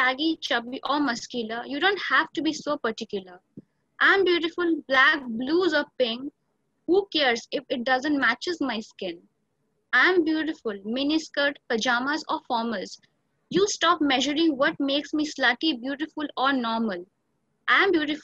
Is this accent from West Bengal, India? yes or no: yes; Eastern India, West Bengal, India; I'm from Eastern India, the state of West Bengal.